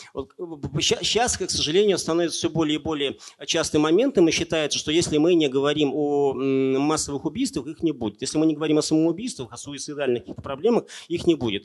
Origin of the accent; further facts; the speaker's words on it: Naberezhnye Chelny, Tatarstan, Russia; moved away as an adult; also born or lived in Kazan; я вырос на Набережных Челнах